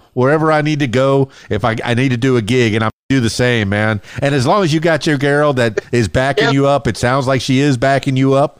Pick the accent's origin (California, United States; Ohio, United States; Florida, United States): Florida, United States; Miami; now in Arkansas, United States; I'm from Miami, big giant town, 7 million people all living together, right? And then I moved to Arkansas, Central Arkansas.